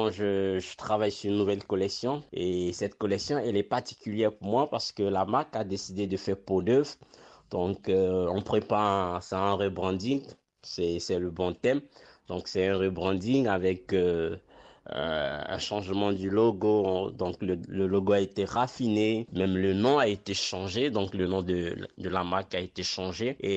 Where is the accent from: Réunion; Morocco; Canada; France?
Morocco; Après, euh, pour la vente, ben, je ne vends pas qu'au Maroc. Donc, euh, je vends dans mon pays d'origine et je vends aussi vers l'Europe.